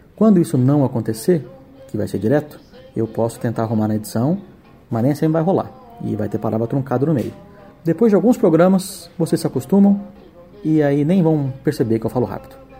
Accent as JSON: {"language": "Portuguese", "region": "São Paulo", "country": "Brazil", "tie": "born or raised there", "said": "Eu sou de São Paulo, criado aqui, cresci indo para fazenda"}